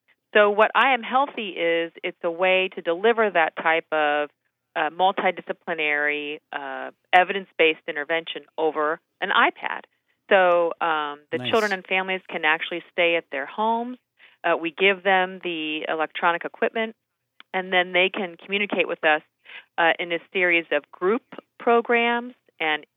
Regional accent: Kansas City, United States; moved away; I grew up in Kansas City, and when I moved back

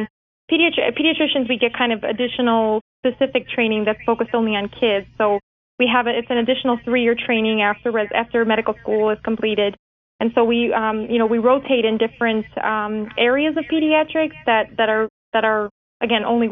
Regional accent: Lisle, Illinois, United States; also born or lived in Chicago, Illinois / Bourbonnais, Illinois; So I'm originally from Lyle, Illinois, which is a suburb of Chicago, kind of southwest suburb. I grew up there with my parents.

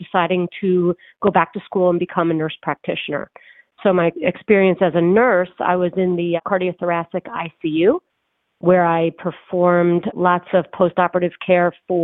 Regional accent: Philadelphia, Pennsylvania, United States; moved away as an adult; now in Boston, United States; I am actually from the Philadelphia area. I just moved to Boston about a year and a half ago

